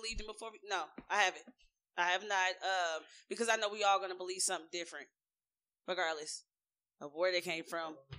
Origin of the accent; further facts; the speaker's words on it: United States; I was born in the United States